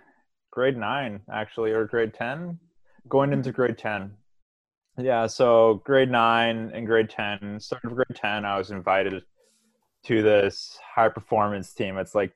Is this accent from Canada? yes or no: yes; Victoria, British Columbia, Canada; So I went to a small high school called St. Andrews Regional High School. It's right by Elk Lake.